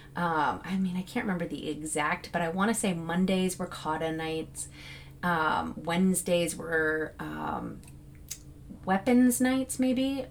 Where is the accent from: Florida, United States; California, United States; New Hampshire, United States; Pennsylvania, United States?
New Hampshire, United States; I'm from New Hampshire